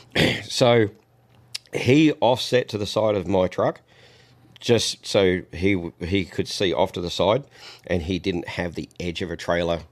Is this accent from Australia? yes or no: yes; Australia; now in United States; Even though I'm not in the country, I'm still an Australian